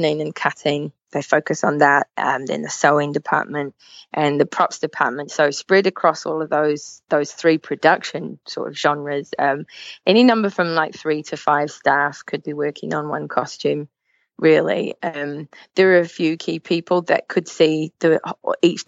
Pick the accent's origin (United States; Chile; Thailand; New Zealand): New Zealand; moved away as an adult; now in Manchester, United Kingdom; my home country of New Zealand, but I've been making mascots in the UK now for 8 years.